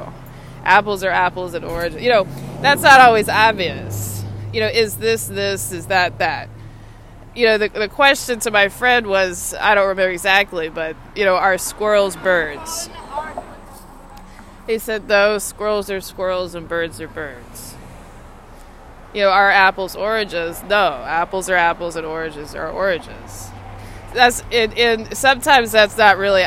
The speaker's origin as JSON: {"language": "English", "town": "Austin", "region": "Texas", "country": "United States", "tie": "born or raised there", "moved": "yes", "lives_now": "Washington, D.C., United States", "said": "my hometown is Austin, Texas"}